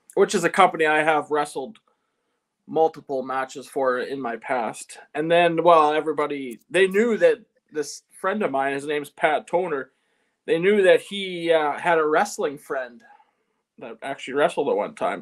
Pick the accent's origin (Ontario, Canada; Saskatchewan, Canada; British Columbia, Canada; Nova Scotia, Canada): Saskatchewan, Canada; Eston; I'm from Eston, Saskatchewan